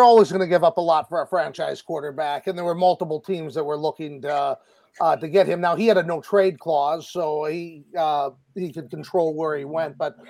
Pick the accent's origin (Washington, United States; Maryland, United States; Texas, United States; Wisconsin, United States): Wisconsin, United States; moved away; I'm originally from Wisconsin